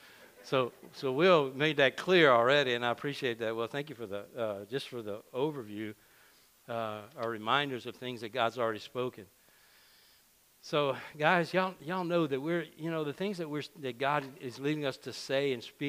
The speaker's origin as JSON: {"language": "English", "region": "Louisiana", "country": "United States", "tie": "born or raised there", "said": "I can talk about Cajuns because I are one. All right, I grew up in Drain, Louisiana. It's the heart of Cajun country"}